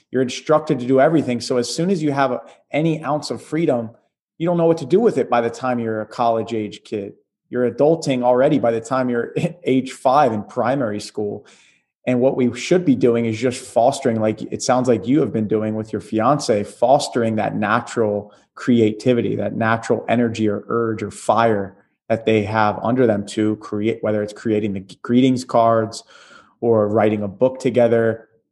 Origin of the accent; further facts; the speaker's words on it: Atlantic City, New Jersey, United States; moved away; Moving out of Jersey, my hometown, Atlantic City area